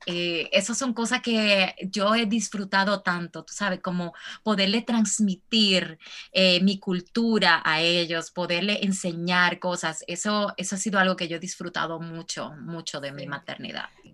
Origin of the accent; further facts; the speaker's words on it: Santo Domingo, Distrito Nacional, Dominican Republic; moved away as an adult; now in United States; yo soy dominicana, como decimos nosotros, de pura cepa, nacida y criada en República Dominicana